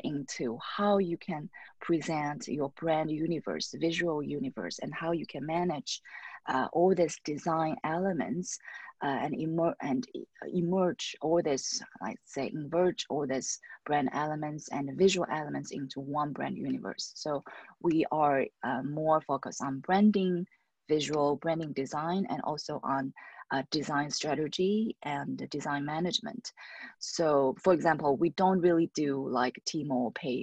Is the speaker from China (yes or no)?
yes; China; also born or lived in Paris, France; now in Shanghai, China; I came back to China, my home country